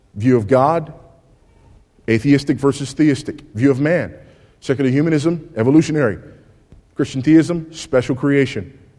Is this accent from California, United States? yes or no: yes; California, United States; my home state of California